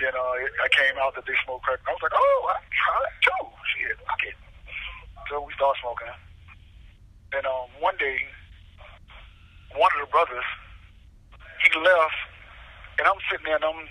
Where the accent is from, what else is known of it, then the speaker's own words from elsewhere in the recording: Miami, Florida, United States; I'm from Miami